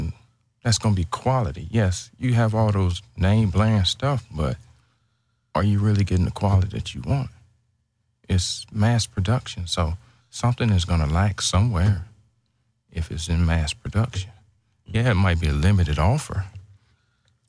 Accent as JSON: {"language": "English", "region": "Ohio", "country": "United States", "moved": "as an adult", "lives_now": "Houston, United States", "said": "I am actually from Ohio."}